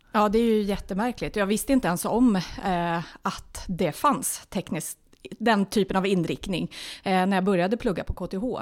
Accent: Stockholm, Stockholm County, Sweden; moved away as an adult; now in Nyköping, Sweden; jag är ju från Stockholm ursprungligen, ja. flyttade till Nyköping 2004

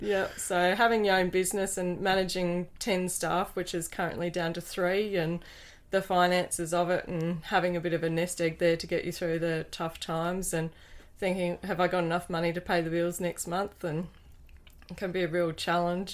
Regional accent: Wynyard, Tasmania, Australia; I was born over in Wynyard, and with loving parents on a dairy farm, yep. just ten minutes out of town

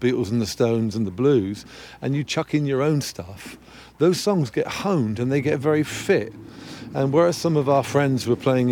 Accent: England, United Kingdom

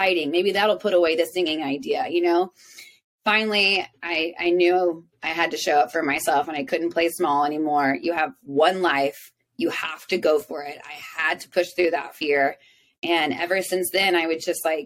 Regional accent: South Texas, United States; moved away as an adult; now in Nashville, United States; I grew up in South Texas with a single father

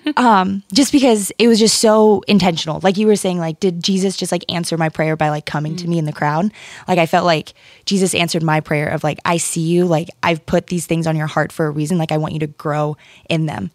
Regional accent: Ohio, United States; moved away as an adult; also born or lived in Connecticut; now in Port Chester, United States; I'm originally from Ohio

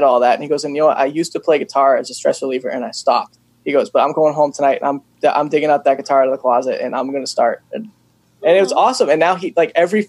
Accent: Upton, Massachusetts, United States; now in Millbury, United States; So I grew up in Upton. I moved out to Millbury though.

